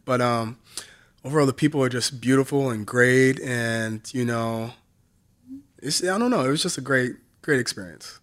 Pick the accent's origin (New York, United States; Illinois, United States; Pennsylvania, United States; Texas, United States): Illinois, United States; Southern; I'm from Southern Illinois